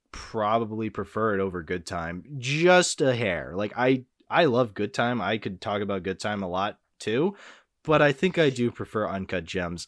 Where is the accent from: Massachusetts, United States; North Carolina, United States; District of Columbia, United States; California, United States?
Massachusetts, United States; Boston; I was a huge Celtics fan back in the day. I'm from Boston. What can I say?